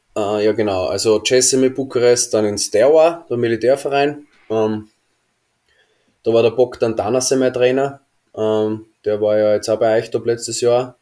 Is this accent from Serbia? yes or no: no; Austria; moved away as an adult; als Österreicher